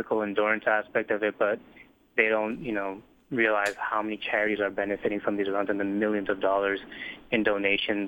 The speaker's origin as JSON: {"language": "English", "town": "Boston", "region": "Massachusetts", "country": "United States", "said": "I'm from Boston"}